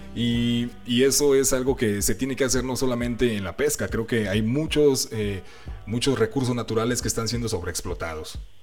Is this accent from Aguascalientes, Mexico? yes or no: yes; Aguascalientes, Mexico; nosotros somos de Aguascalientes